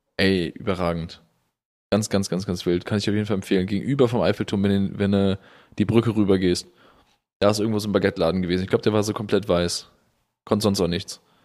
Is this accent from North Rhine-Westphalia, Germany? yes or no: yes; Willich, North Rhine-Westphalia, Germany; aus meiner Heimatstadt Willig